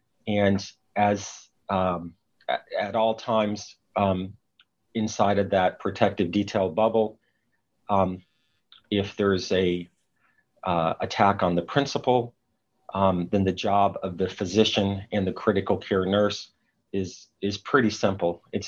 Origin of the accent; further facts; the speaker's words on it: Chattanooga, Tennessee, United States; So I grew up near Chattanooga, Tennessee, went off to medical school at age 19 in Southern California.